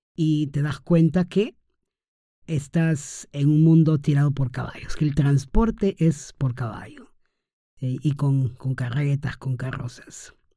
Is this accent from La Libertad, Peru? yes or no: yes; Trujillo, La Libertad, Peru; he volado desde Lima hacia mi ciudad natal, que es Trujillo